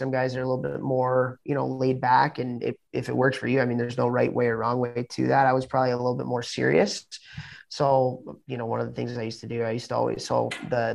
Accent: Chicago, Illinois, United States; moved away as an adult; when I was growing up in Chicago

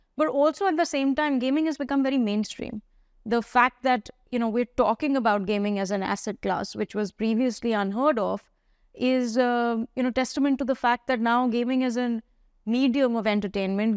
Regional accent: India; I grew up in India

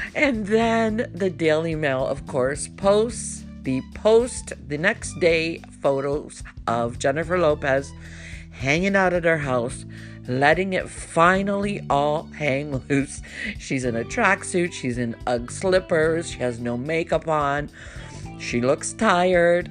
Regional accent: Canada; As a Canadian

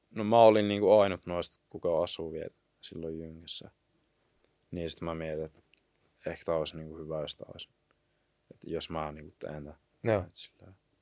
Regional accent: Kuopio, North Savo, Finland; now in Jyväskylä, Finland; mä oon niinku Kuopiosta

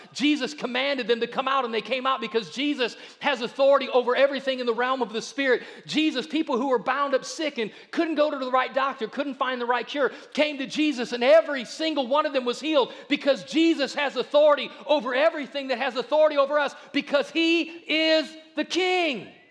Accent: Akron, Ohio, United States; we grew up in Akron

